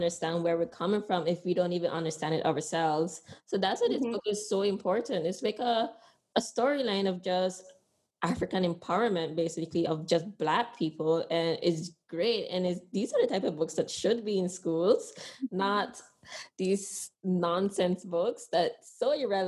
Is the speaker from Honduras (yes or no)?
yes; Honduras; now in Sint Maarten; I'm proud to say I'm from Honduras